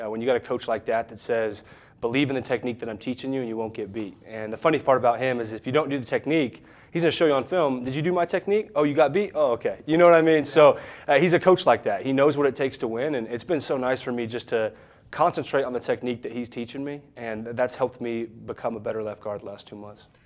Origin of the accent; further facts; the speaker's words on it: Wiggins, Colorado, United States; moved away as an adult; also born or lived in Manhattan, Kansas; growing up in Wiggins